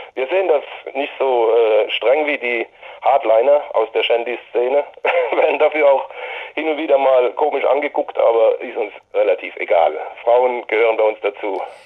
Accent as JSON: {"language": "German", "town": "Hirschberg an der Bergstraße", "region": "Baden-Württemberg", "country": "Germany", "tie": "born or raised there", "said": "in meinem Heimatort und unserem Gründungsort in Hirschberg an der Bergstraße"}